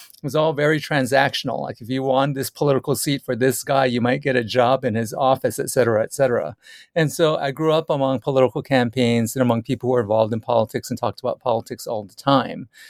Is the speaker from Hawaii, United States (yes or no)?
yes; Oahu, Hawaii, United States; I grew up in Hawaii, and I grew up in particular in rural Hawaii on the island of Oahu on a sugar plantation